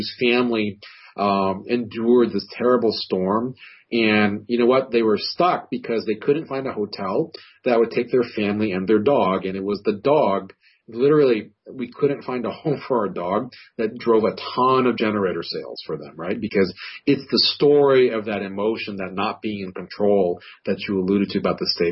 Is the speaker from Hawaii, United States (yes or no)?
yes; Hawaii, United States; moved away; I grew up in Hawaii, and we go back frequently